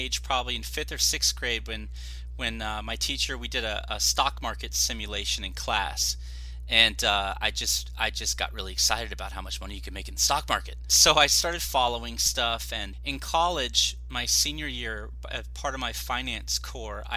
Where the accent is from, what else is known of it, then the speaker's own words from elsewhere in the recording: Orange County, Southern California, United States; I am born and raised in Southern California, Orange County